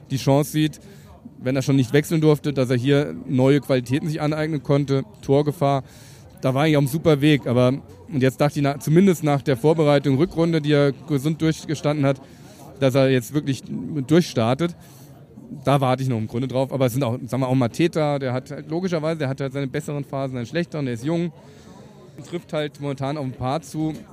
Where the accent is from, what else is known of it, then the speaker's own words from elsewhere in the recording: Mainz, Rhineland-Palatinate, Germany; born there; now in Frankfurt, Germany; bin aber natürlich sozusagen als gebürtiger Mainzer arbeite ich im Exil in Frankfurt